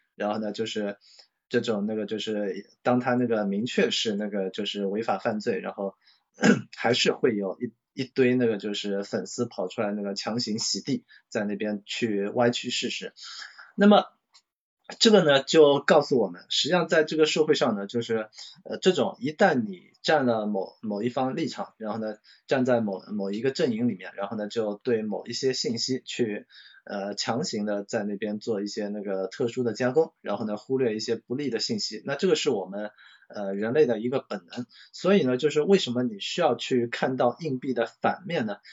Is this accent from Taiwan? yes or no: no; China; 我们中国人那个形容这这种类型的人的话，在全国各地的话都有不同的那些那个话语